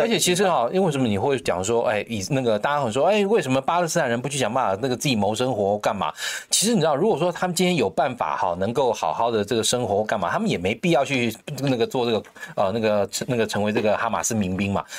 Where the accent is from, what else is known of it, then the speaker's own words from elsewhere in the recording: Taiwan; 我们台湾人